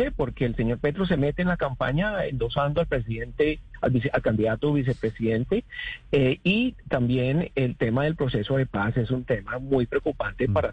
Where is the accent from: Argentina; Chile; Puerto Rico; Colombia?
Colombia; now in Florida, United States; los colombianos aquí ya somos voceros